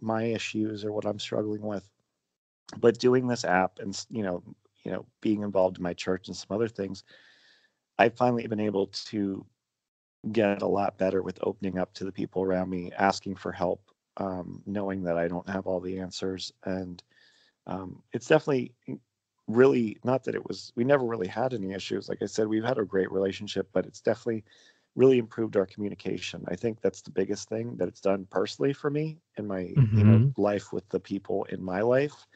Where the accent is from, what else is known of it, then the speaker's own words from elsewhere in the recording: Pennsylvania, United States; I grew up in what in Pennsylvania they call a Pennsylvania Dutch family